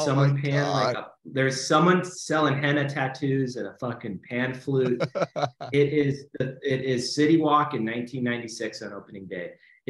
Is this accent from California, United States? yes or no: yes; Los Angeles, California, United States; I just remember growing up in this neighborhood